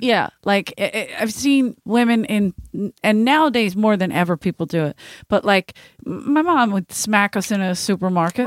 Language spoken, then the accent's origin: English; Philadelphia, Pennsylvania, United States; I'm from South Philadelphia